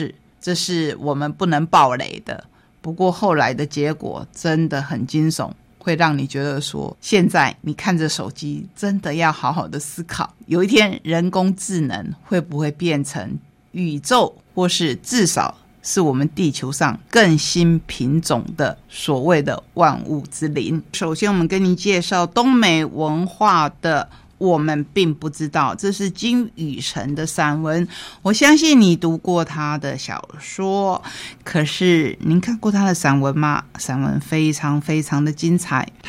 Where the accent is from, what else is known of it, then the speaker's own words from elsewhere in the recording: Taiwan; 我们台湾人。